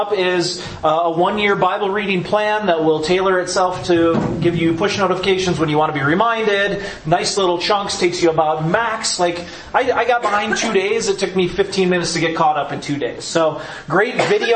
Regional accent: Green Bay, Wisconsin, United States; moved away; I grew up in Green Bay, Wisconsin.

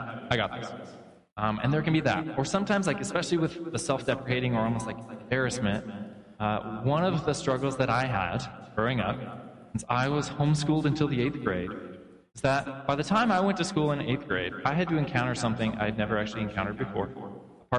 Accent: Oregon, United States; growing up in Oregon

